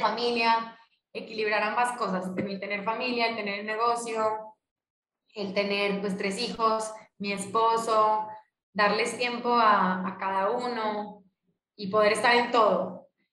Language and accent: Spanish; Colombia; now in Mexico; cuando nos vinimos de Colombia a México